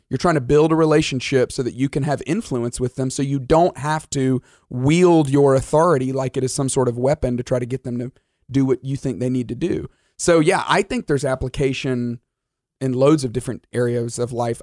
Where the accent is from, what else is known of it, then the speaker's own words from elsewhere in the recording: Alabama, United States; I grew up in Alabama